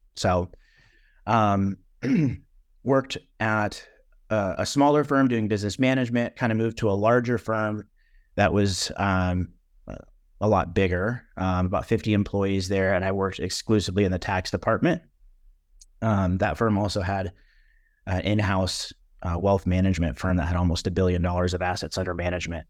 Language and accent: English; Orange County, California, United States; moved away as an adult; now in Nashville, United States; I'm originally from Orange County, California, Southern California.